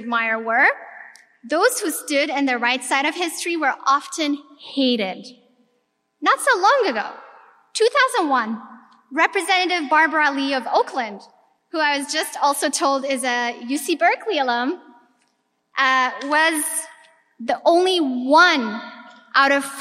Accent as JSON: {"language": "English", "country": "Ethiopia", "tie": "born or raised there", "moved": "yes", "said": "I was born and raised in Ethiopia. I'm of Eritrean descent"}